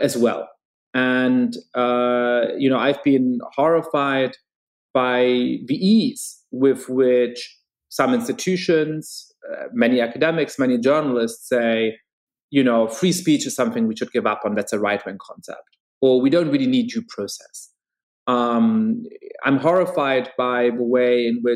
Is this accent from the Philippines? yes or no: no; Germany; now in United States; I grew up Jewish in Germany